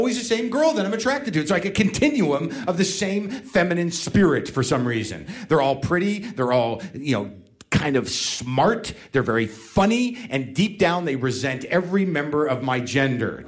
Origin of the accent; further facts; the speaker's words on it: Albuquerque, New Mexico, United States; moved away; I grew up in Albuquerque